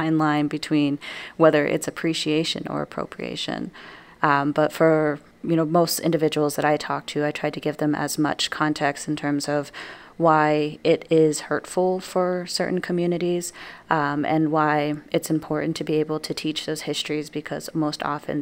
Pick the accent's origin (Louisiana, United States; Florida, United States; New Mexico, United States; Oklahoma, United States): New Mexico, United States; now in Wisconsin, United States; leaving my home state of New Mexico. So in New Mexico, I'm surrounded not only by my own culture